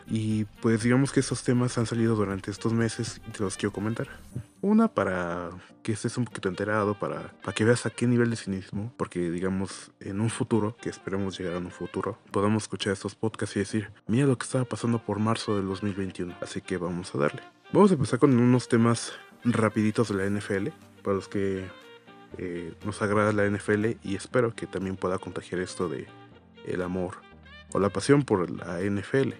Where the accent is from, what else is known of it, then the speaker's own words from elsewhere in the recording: Mexico; los que somos mexicanos